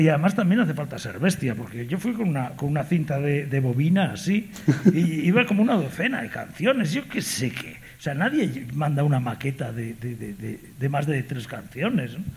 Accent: southern Galicia, Spain; also born or lived in Vigo; Venimos del sur de Galicia

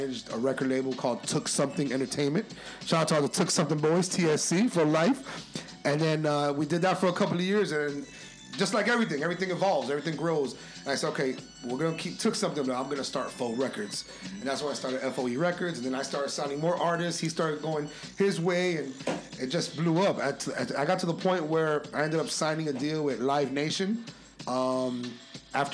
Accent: Miami, Florida, United States; growing up in Miami in the 90s

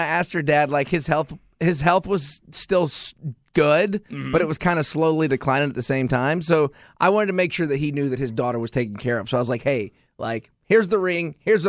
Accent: the South, United States; I grew up here in the South.

